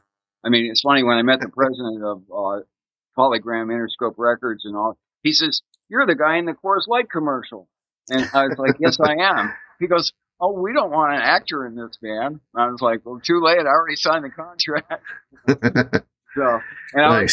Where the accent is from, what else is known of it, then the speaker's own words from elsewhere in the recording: Ravenna, Ohio, United States; I was born in Ohio in a little town called Ravenna. And my family owned a farm